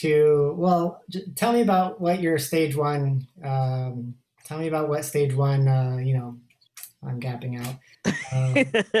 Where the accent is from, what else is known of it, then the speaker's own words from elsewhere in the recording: Denver, Colorado, United States; I was born in Denver